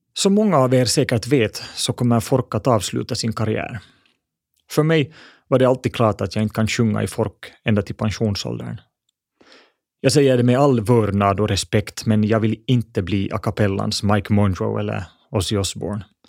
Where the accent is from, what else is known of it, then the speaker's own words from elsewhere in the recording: Espoo, Uusimaa, Finland; Jag växte upp i Bodoms vackra skogar